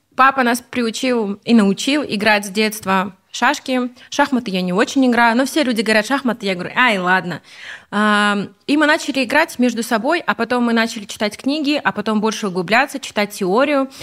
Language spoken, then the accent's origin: Russian; Ust-Kamenogorsk, East Kazakhstan Region, Kazakhstan; also born or lived in Almaty; now in Talgar, Kazakhstan; я сама из Усть-Каменогорска, из Восточного Казахстана